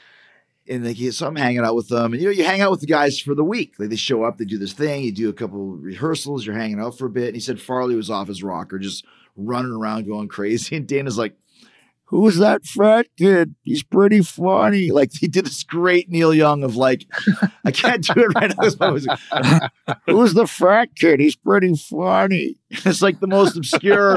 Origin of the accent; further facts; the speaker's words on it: Canada; We're from Canada